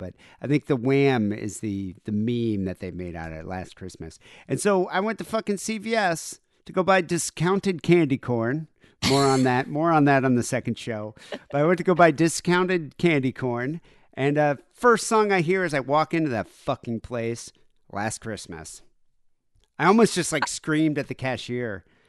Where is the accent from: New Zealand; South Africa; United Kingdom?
South Africa; Like, we grew up in South Africa, so we never really celebrated it that much.